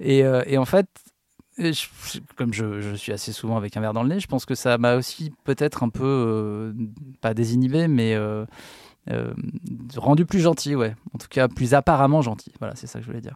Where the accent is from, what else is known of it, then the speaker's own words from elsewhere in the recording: Paris, Île-de-France, France; je suis né à Paris